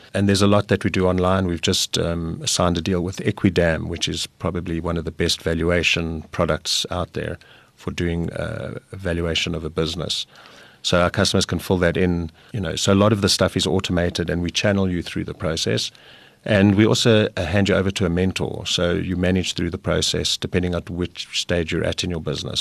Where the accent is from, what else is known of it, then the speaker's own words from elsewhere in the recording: South Africa; South Africa, we're, we're very good at getting people organized.